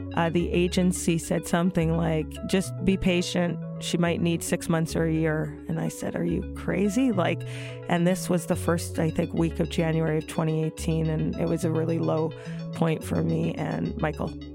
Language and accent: English; Toronto, Ontario, Canada; also born or lived in Brooklyn, New York; now in New York, United States; I live in Brooklyn, New York. I'm originally from Toronto, Canada